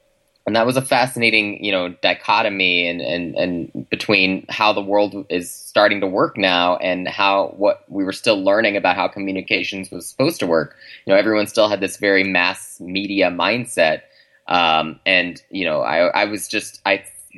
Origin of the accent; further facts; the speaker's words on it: Oklahoma, United States; moved away; also born or lived in Chicago; I grew up in the South, actually, in Oklahoma.